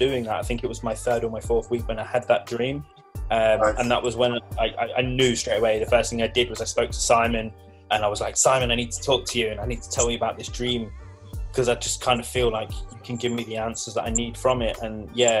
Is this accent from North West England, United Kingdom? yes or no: no; Leicester, East Midlands, United Kingdom; moved away; I'm originally from Leicester.